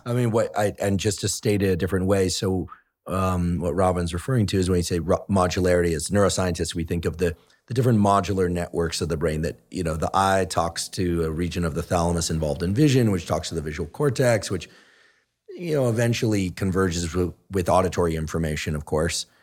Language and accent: English; Bay Area, California, United States; I grew up in the Bay Area